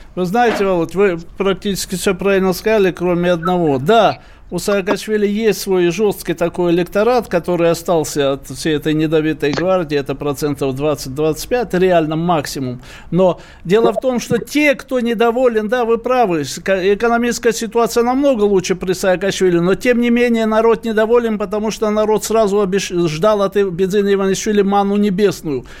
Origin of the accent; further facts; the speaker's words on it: Georgia; now in Russia; мы, сотни тысяч грузин, проживающих здесь